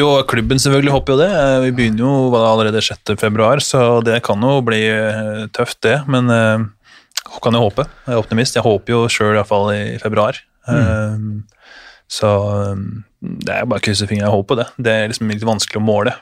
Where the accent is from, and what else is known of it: Innlandet, Norway; moved away as an adult; also born or lived in Denmark; now in Germany